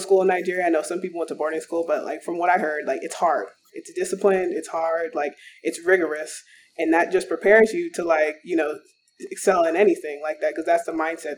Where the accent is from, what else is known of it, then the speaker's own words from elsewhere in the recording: Arizona, United States; growing up in Arizona